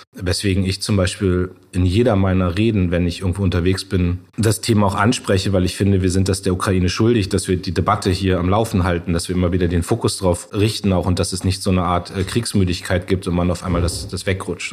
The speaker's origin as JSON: {"language": "German", "town": "Munster", "region": "Lower Saxony", "country": "Germany", "tie": "born or raised there", "said": "in meiner Heimatstadt in Munster"}